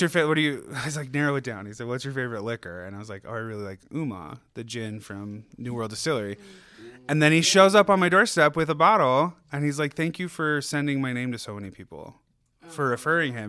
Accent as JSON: {"language": "English", "town": "Riverton", "region": "Utah", "country": "United States", "tie": "born or raised there", "also_born_or_lived": "Delta, Utah / Los Angeles, California", "lives_now": "Ogden, United States", "said": "I'm from Delta, Utah, and then I moved to Riverton, Utah when I was 10 and graduated high school from there"}